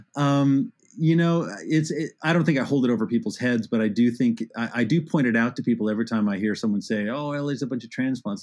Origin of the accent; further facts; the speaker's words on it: Arcadia, California, United States; in the suburb like Arcadia